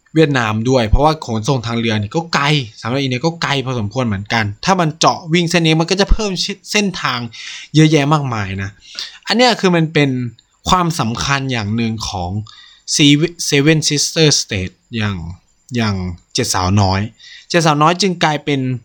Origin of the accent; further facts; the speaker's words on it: Thailand; เราเป็นคนไทย